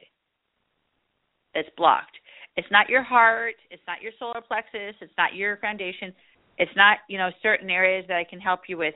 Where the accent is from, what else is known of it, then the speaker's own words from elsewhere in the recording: California, United States; I'm from there too, you know, California